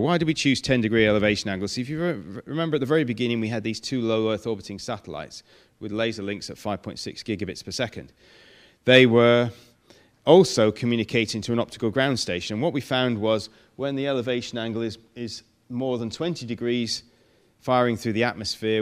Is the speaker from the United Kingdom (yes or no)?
yes; Manchester, North West England, United Kingdom; moved away; But I come from Manchester